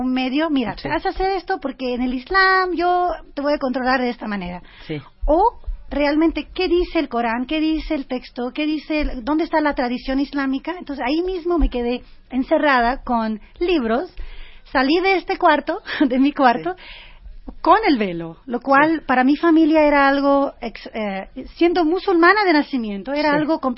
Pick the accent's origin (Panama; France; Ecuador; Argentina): France; moved away; crecí en Francia y Francia es muy antiislámico.